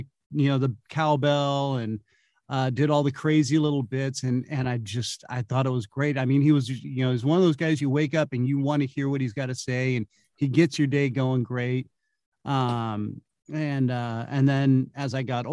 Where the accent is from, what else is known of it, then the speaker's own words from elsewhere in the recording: Santa Cruz Hills, Bay Area, California, United States; I'm originally from California. I'm a Bay Area native. Grew up in the Santa Cruz Hills